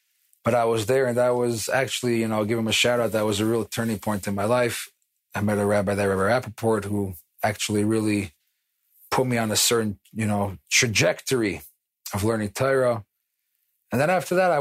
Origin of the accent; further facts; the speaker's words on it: New York City, New York, United States; moved away as an adult; also born or lived in Israel; now in Jerusalem, Israel; I grew up in Far Rockaway, New York